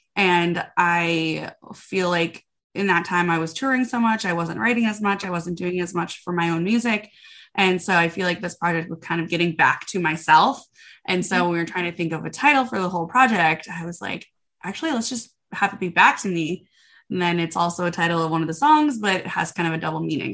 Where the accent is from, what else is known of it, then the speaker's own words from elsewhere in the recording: Minnesota, United States; moved away as an adult; now in Nashville, United States; I am from Minnesota originally